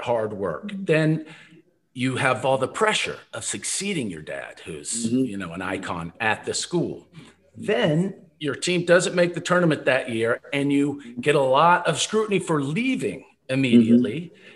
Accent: Lexington, Kentucky, United States; now in Austin, United States; I'm from Lexington with Rex, so grew up Kentucky fan

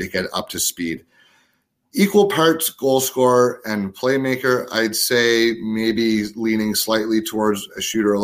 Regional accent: Ottawa, Ontario, Canada; my hometown team, the Ottawa 67s.

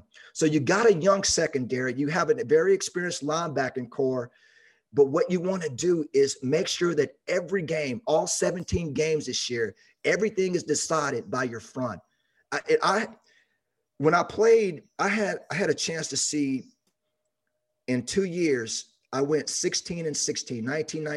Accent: Dallas, Texas, United States; I grew up in Dallas watching the Steelers and the Cowboys as a kid

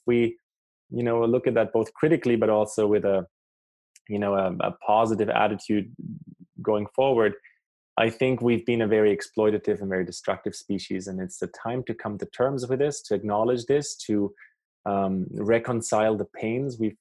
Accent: Germany; also born or lived in South America; now in Canada; I grew up in Germany. I live in Canada for a few years

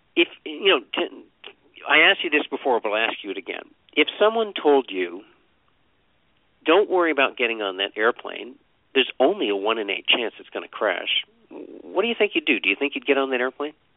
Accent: Vermont, United States; I grew up in Vermont

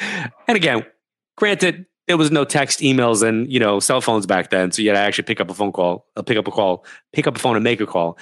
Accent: New York, United States; moved away; We're from New York

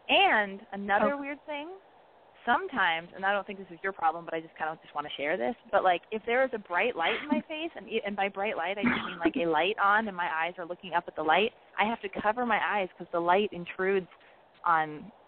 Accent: Canada; but I'm 21. I'm from Canada.

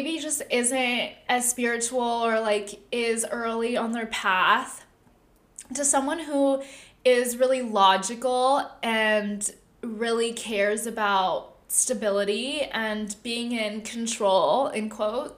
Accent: Southern California, United States; now in San Francisco, United States; I'm from SoCal

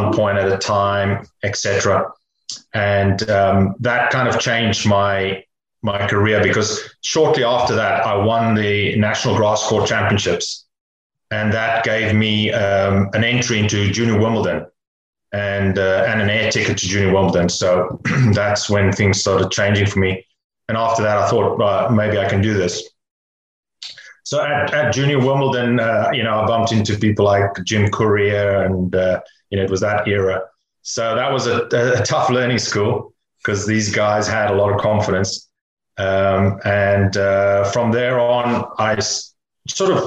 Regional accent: near Cape Town, Western Cape, South Africa; I grew up near Cape Town in South Africa

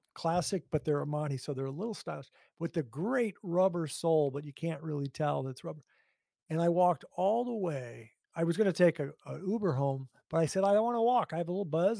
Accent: Hastings, Minnesota, United States; also born or lived in New Jersey; we moved from New Jersey to Hastings, Minnesota. And my my brother and sister were in school, and I was not yet in kindergarten

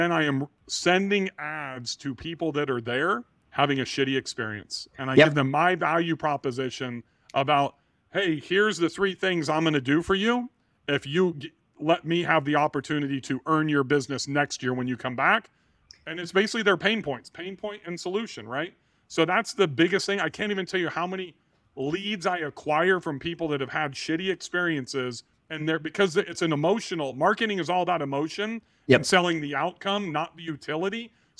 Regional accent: Bakersfield, California, United States; now in Nashville, United States; I have been to Bass Lake a few times when I grew up in Bakersfield.

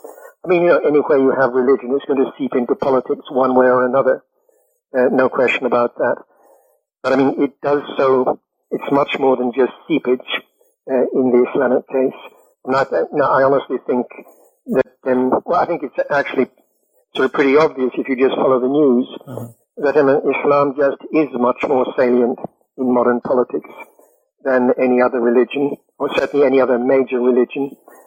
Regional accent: United Kingdom; I said, you know, I don't have a methodology, I'm British.

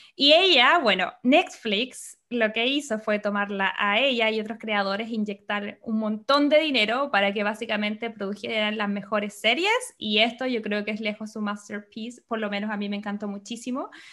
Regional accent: Chile; now in Los Angeles, United States; yo soy periodista, soy chilena, vivo en Los Ángeles, California

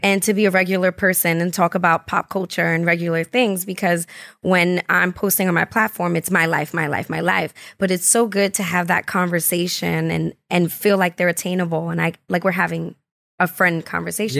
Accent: New York City, New York, United States; I'm from the Bronx, so I'm from Highbridge and born and raised

